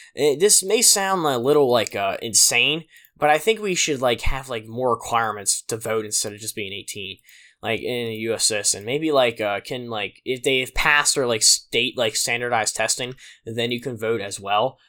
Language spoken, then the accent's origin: English; Pennsylvania, United States; my hometown of Pennsylvania